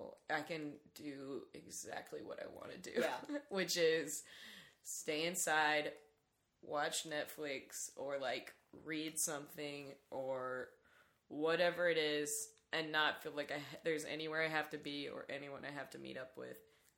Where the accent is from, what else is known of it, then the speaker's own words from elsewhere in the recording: Lancaster, South Carolina, United States; moved away as an adult; also born or lived in Greenville, South Carolina; now in Chicago, United States; when I was growing up, I grew up in Lancaster, South Carolina, which is just across the border from Charlotte.